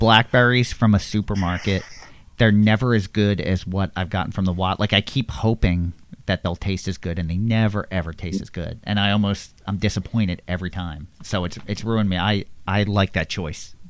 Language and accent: English; Levittown, Pennsylvania, United States; I grew up in Levittown, PA, which is very populated